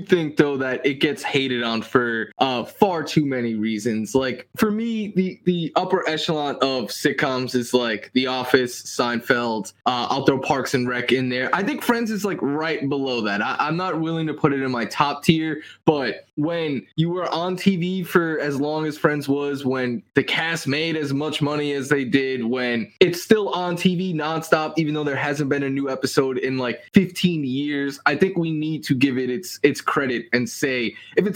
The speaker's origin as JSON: {"language": "English", "region": "New York", "country": "United States", "tie": "born or raised there", "said": "I'm a New York guy, man. I grew up in New York"}